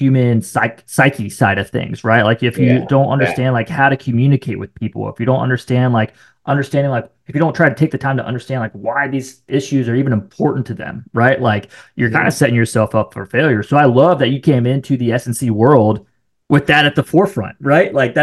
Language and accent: English; Marion, Ohio, United States; moved away; I'm actually from Ohio. So then, I'm from the Columbus area, like this small town just north of Columbus called Marion, Ohio is where I'm from